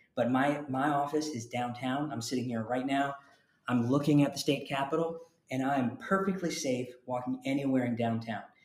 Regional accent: Jacksonville, Florida, United States; also born or lived in Connecticut / Tallahassee, Florida; I was born in Connecticut, but I grew up in Jacksonville, Florida

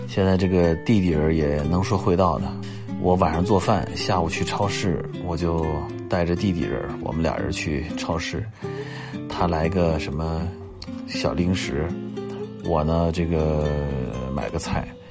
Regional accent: Beijing, China; also born or lived in Jiangxi / Hunan; 那我跟我姐姐就跟着我爸爸一块儿回来了，就来到了北京

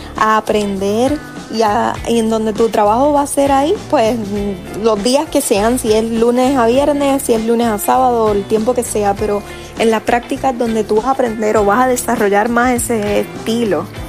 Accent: Puerto Rico; soy puertorriqueña

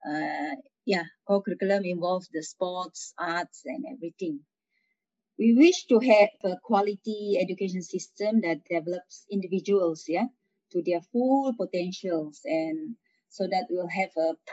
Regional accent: Sabah, Malaysia; the principal of Sekolah Menengah St. Francis Xavier Keningau. Yeah, I'm from Sabah, school from Sabah.

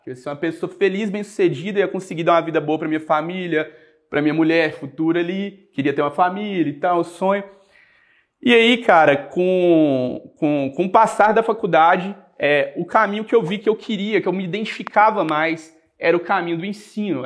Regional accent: Coronel Fabriciano, Minas Gerais, Brazil; Eu sou daqui no interior de Minas, sou de Coronel Fabriciano, nasci lá, cresci lá

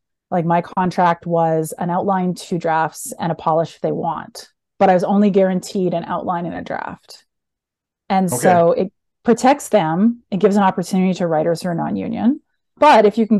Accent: Edmonton, Alberta, Canada; I'm from Edmonton, Alberta, which is the Texas of Canada

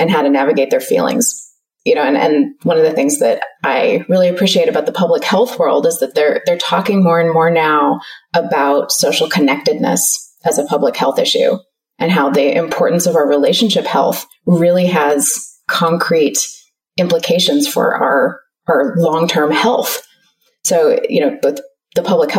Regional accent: California, United States; moved away as an adult; now in Melbourne, Australia; I'm actually from close to where you live. I'm from California originally

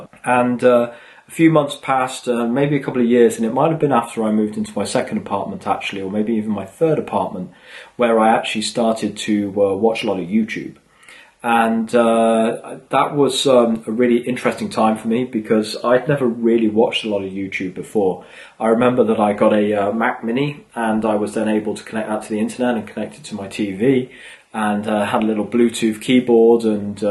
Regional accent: England, United Kingdom; moved away; also born or lived in Sweden; as I was growing up in England

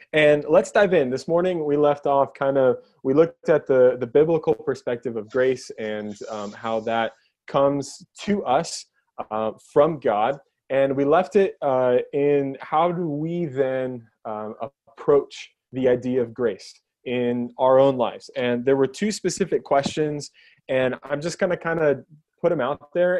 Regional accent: Keene, New Hampshire, United States; I'm from Keene, pastor at Elevate

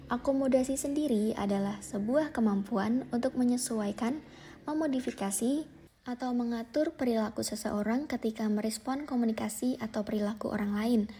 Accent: Surabaya, East Java, Indonesia; accent: Surabaya; Contohnya adalah saya sebagai orang Surabaya yang memiliki aksen atau gaya bicara yang lebih kasar, yang lebih keras dibandingkan orang Yogyakarta

